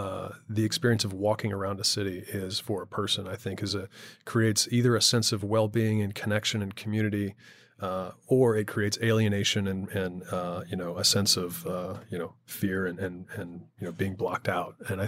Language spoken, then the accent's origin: English; Houston, Texas, United States; But I grew up in Houston, Texas.